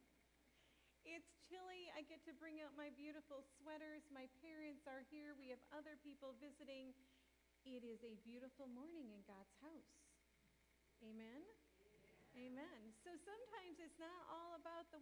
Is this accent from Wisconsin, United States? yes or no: yes; Northwest Wisconsin, United States; now in Platteville, United States; I'm from Northwest Wisconsin